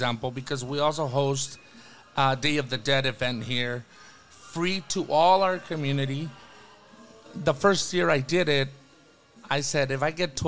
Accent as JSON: {"language": "English", "region": "Jalisco", "country": "Mexico", "moved": "yes", "lives_now": "Ventura, United States", "said": "I'm from Jalisco"}